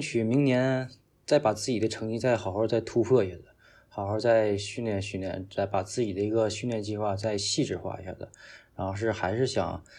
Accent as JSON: {"language": "Chinese", "region": "Northeast China", "country": "China", "said": "作为一个东北人，真的是又怕热又怕冷。"}